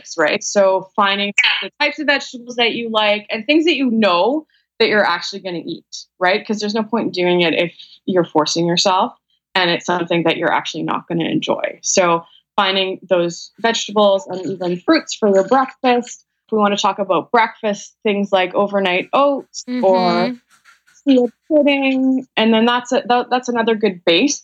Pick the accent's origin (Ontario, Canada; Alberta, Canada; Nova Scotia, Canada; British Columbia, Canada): British Columbia, Canada; Vancouver; I'm from Vancouver, Canada